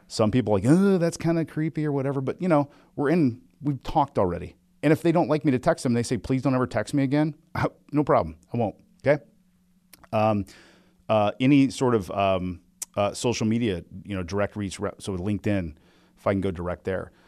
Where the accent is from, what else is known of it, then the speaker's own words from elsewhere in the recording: Midwest, United States; I'm from the Midwest